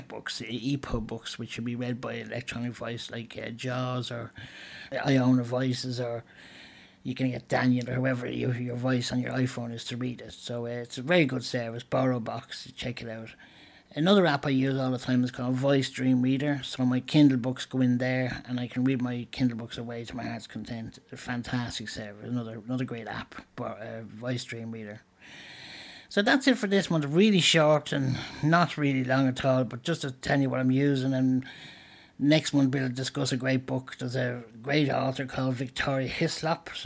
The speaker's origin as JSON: {"language": "English", "town": "Dublin", "region": "Leinster", "country": "Ireland", "said": "I'm from Ireland, the east coast of Ireland, Dublin"}